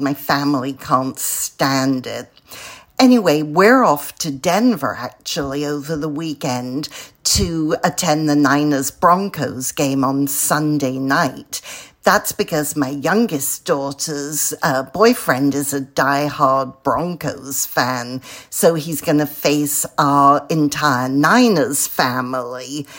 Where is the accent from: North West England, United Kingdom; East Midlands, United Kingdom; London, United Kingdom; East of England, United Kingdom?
London, United Kingdom; moved away as an adult; now in California, United States; I'm a Brit from London who moved to California 38 years ago